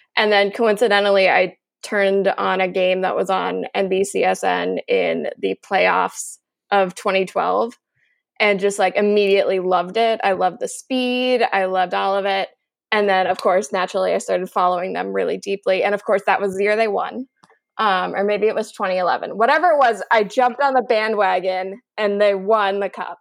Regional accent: San Diego, California, United States; my hometown team, the San Diego Gulls

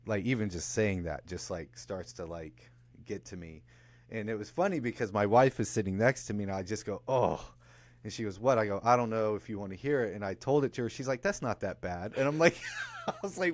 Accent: just south of Atlanta, Georgia, United States; also born or lived in the North (US); I grew up just south of Atlanta in Georgia, but my parents were from the North, so we moved down there

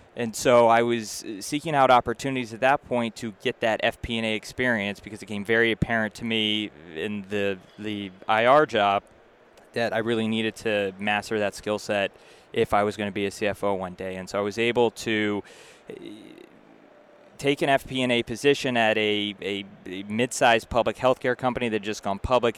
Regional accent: Massachusetts, United States; moved away as an adult; also born or lived in New York; now in Boston, United States; I grew up in Massachusetts originally, so I was happy to come home

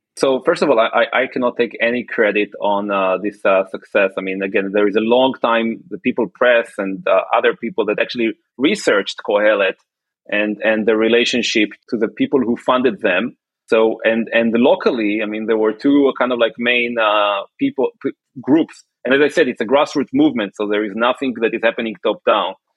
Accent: Kiryat Motzkin, Haifa District, Israel; moved away as an adult; also born or lived in New York, United States; now in Palo Alto, United States; I was raised and born in Israel.

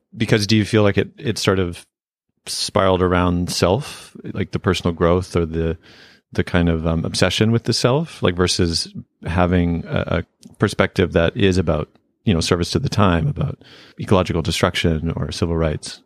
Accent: Canada; where I grew up in Canada

